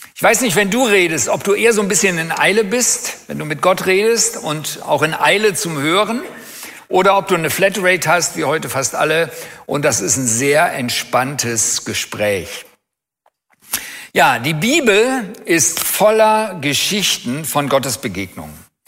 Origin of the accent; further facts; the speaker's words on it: Germany; Als Deutsche